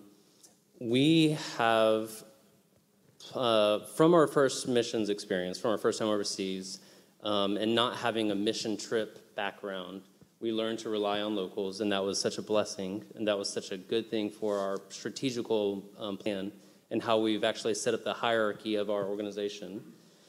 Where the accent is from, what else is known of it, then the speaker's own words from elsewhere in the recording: United States; moved away as an adult; also born or lived in Haiti; As an American